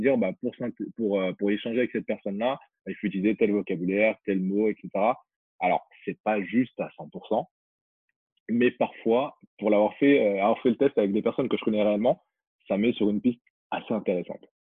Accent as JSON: {"language": "French", "country": "Guinea", "moved": "yes", "said": "je suis originaire de Guinée"}